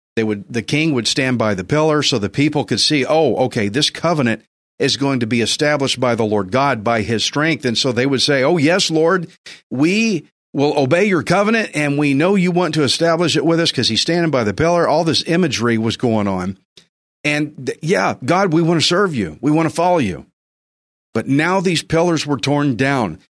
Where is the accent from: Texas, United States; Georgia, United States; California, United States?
Texas, United States; I'm a Texan, I'm a redneck